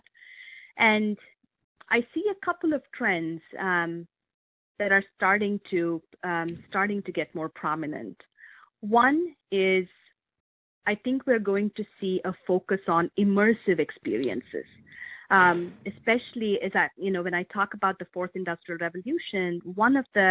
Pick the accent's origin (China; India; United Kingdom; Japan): India; moved away as an adult; now in Medina, United States; I grew up in India